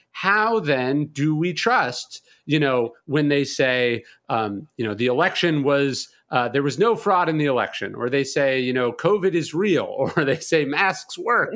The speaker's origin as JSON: {"language": "English", "region": "California", "country": "United States", "also_born_or_lived": "New Orleans", "moved": "yes", "lives_now": "Bastrop, United States", "said": "I'm from California, so I moved to New Orleans"}